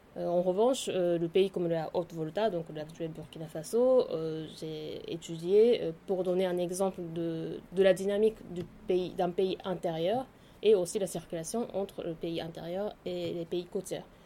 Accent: Japan; French is a second language; moved away as an adult; also born or lived in Tokyo / Paris; je suis née et grandie au Japon

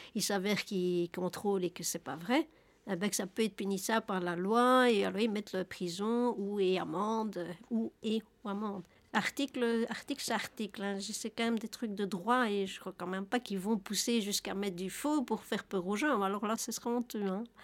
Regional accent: Nivelles, Wallonia, Belgium; je suis de Nivelles

